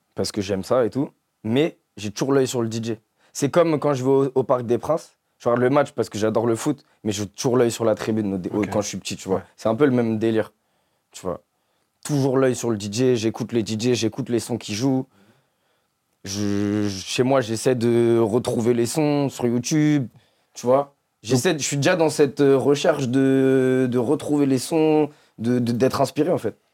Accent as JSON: {"language": "French", "town": "Ville-d'Avray", "region": "Île-de-France", "country": "France", "tie": "born or raised there", "said": "j'ai grandi dans le 92, à Ville d'Avray."}